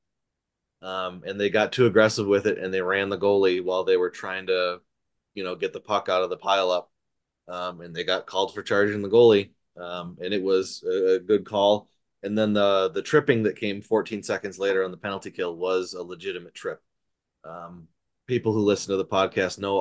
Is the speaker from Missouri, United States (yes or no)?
no; Antigo, Wisconsin, United States; Growing up in Anago